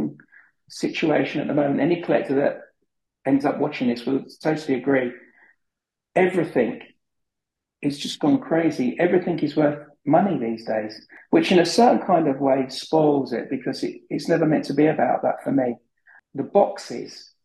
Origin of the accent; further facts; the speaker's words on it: Wembley, London, United Kingdom; I grew up in Wembley